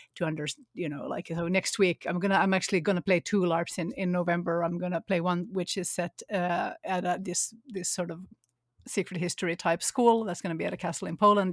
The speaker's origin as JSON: {"language": "English", "country": "Finland", "tie": "born or raised there", "also_born_or_lived": "Sweden", "moved": "yes", "said": "I grew up in Finland"}